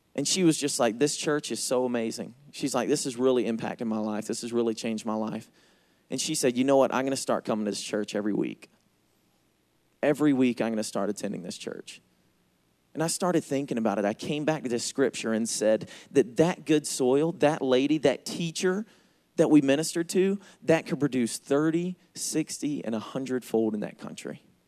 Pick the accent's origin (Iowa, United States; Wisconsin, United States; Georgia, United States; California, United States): Georgia, United States; accent: Southern; I am from Georgia. That's why I talk funny